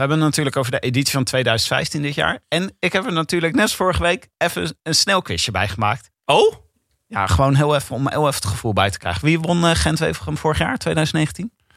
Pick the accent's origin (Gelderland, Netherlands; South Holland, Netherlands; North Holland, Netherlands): South Holland, Netherlands; Leiden; Ik kan die R sowieso niet doen. Ik kom uit Leiden.